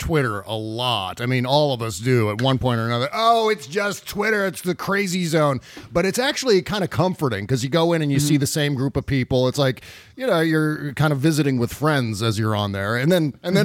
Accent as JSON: {"language": "English", "region": "Upper Midwest", "country": "United States", "accent": "upper Midwest", "said": "that's my upper Midwest accent"}